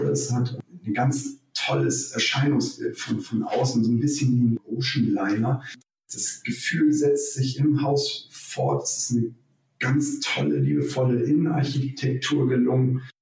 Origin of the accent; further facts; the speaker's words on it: Hamburg, Germany; moved away as an adult; also born or lived in Berlin; now in Bremerhaven, Germany; als ursprünglich Norddeutscher und groß geworden in Hamburg, hat es mich nach vielen, vielen Jahren, hat es uns ähm, so ein bisschen mal wieder in den Norden gezogen und da bot sich Bremerhaven an und sind hier richtig glücklich gelandet.